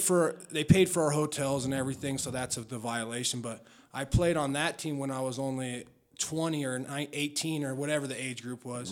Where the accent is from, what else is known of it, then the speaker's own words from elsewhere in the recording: Denver, Colorado, United States; also born or lived in Wheat Ridge, Colorado / Lakewood, Colorado; I'm from Denver, 5280. I got it on my back. I represent the city. I was born at the old St. Joe's Hospital, which for people that don't know, that was right by Sloan's Lake. And then I grew up in North Denver.